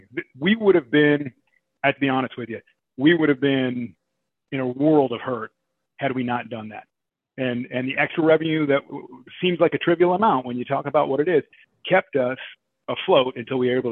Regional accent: Oregon, United States; I grew up in Oregon. So, and I dove in a little town, you know, called Eugene

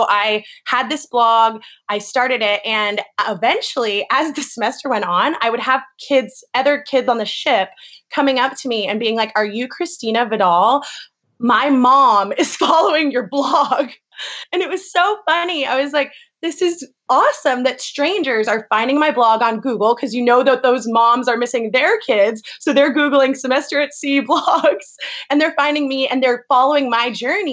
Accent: California, United States; moved away as an adult; also born or lived in North Carolina / San Francisco / Bali; I grew up in California, but went to the University of North Carolina

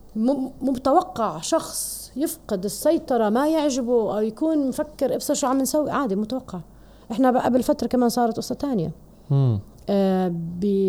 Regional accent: Jordan

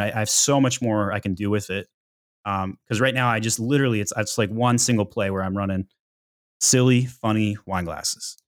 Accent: Utah, United States; now in Atlanta, United States; I grew up in Utah, uh, Weber State Wildcats

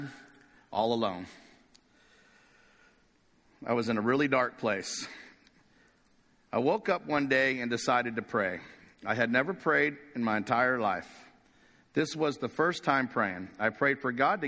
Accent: Corona, California, United States; I grew up in a small town in Corona, California

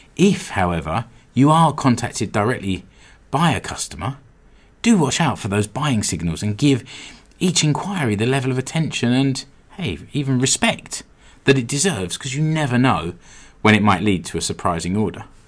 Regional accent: United Kingdom; now in Seinäjoki, Finland; I'm British

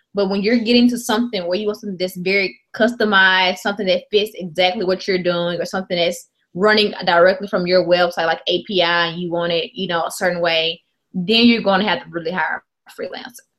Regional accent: Mississippi, United States; I'm from Mississippi

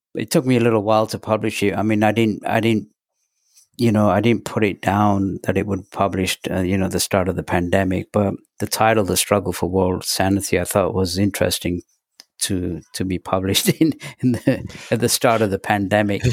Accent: England, United Kingdom; also born or lived in Pakistan; when we moved from Pakistan to England, uh, it was a five-week journey by bus and train

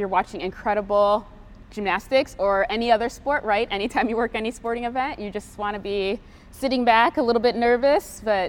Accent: Chicago, Illinois, United States; I have three older sisters. I'm from Chicago, the suburbs of Chicago. My parents immigrated from Haiti.

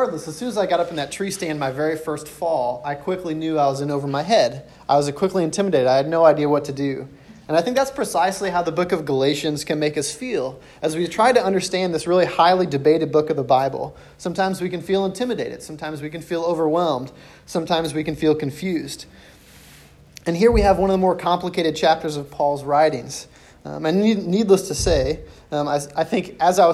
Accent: St. Louis, Missouri, United States; I was born and raised in St. Louis.

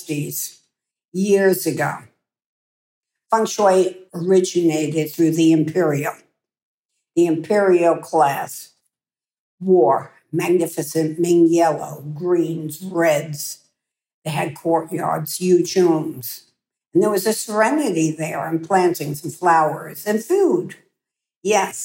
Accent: United States

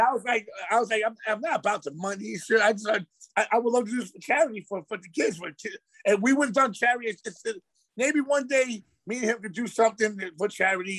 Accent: New York City, New York, United States; I, am from Queens

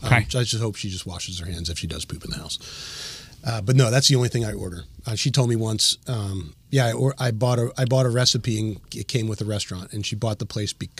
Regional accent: Medford, New Jersey, United States; Medford. People don't know Medford, but they know Cherry Hill.

